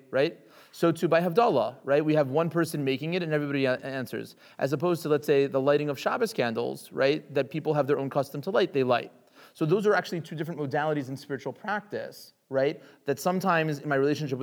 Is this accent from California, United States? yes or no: no; Richmond, Virginia, United States; I grew up in Richmond, Virginia, in the South